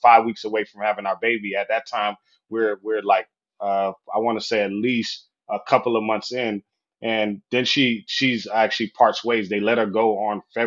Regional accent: Florida, United States; moved away as an adult; also born or lived in Southwest Michigan; I'm from Florida, by the way. So I'm a Sunshine State boy

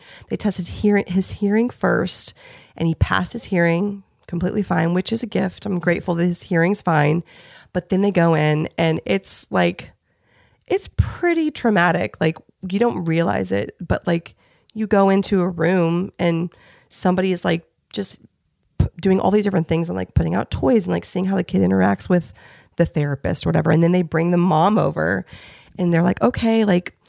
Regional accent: Indiana, United States; also born or lived in Los Angeles; now in Nashville, United States; I'm from Indiana.

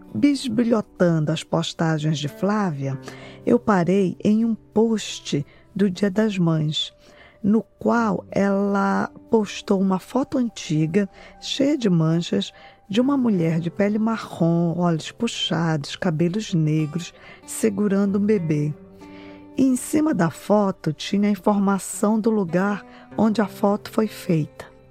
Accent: Belém, Pará, Brazil; now in Boston, United States; eu sou de Belém do Pará

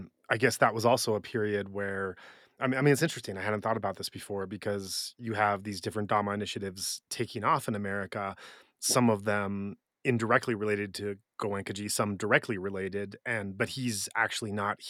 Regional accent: Occidental, California, United States; moved away; also born or lived in Japan; if there's one place that is truly my hometown in my heart, where I did spend most of my formative years, it's a very small town in Northern California that doesn't even have a stoplight, called Occidental.

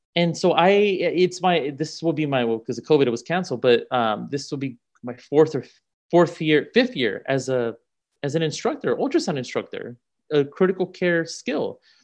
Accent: California, United States; I grew up in California

